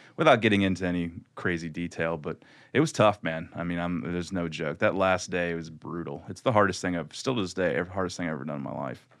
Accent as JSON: {"language": "English", "town": "Louisville", "region": "Kentucky", "country": "United States", "said": "I was from Kentucky and Louisville"}